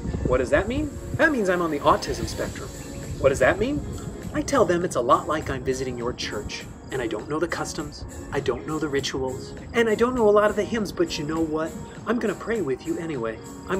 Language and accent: English; Minnesota, United States; I've answered, I'm from a couple blocks away. I've answered, I'm from right here. I've answered, I'm from Minnesota.